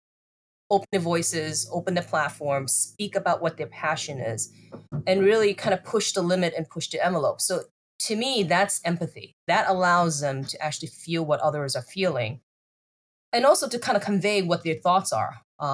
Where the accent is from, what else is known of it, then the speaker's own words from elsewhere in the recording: United States; I grew up in the United States.